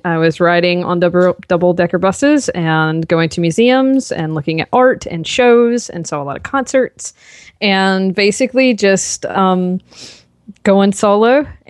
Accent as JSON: {"language": "English", "region": "North Carolina", "country": "United States", "tie": "born or raised there", "said": "So I grew up in North Carolina and I did not have any sort of intentions of going into the fitness industry."}